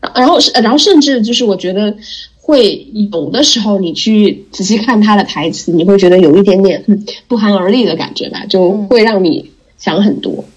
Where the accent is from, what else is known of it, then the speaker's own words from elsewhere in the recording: Jilin, China; 我就是吉林人